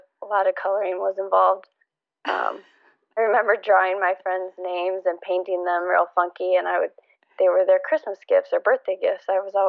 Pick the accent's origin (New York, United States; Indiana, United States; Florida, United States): Indiana, United States; also born or lived in Michigan / Ohio / Texas; I was born in Michigan. We moved a few states around Indiana, Ohio, lived in Texas for a little bit. And then ultimately we moved back up to Indiana